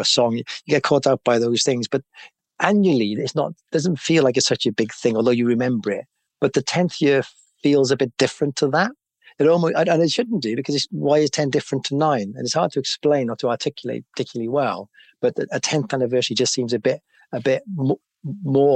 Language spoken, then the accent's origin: English; Cardiff, Wales, United Kingdom; moved away as an adult; also born or lived in London; I know a lot of people in that area where I was brought up